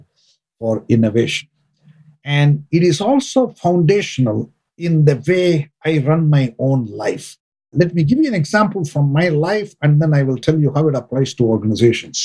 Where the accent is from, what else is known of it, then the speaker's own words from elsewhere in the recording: India; moved away; I grew up in India and I'm an accountant